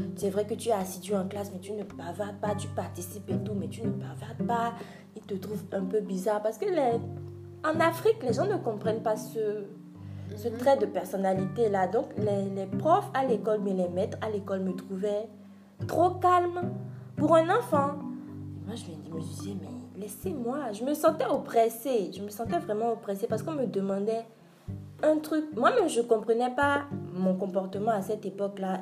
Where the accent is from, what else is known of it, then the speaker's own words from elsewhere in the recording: France; moved away; also born or lived in Benin; J'ai grandi en France et je suis rentrée au Bénin pour euh, continuer mes études